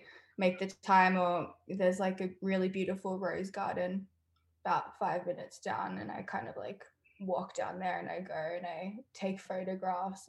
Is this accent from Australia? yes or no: yes; Australia; Growing up in Australia, we lived in a house and we had this bush woodland kind of thing in the back.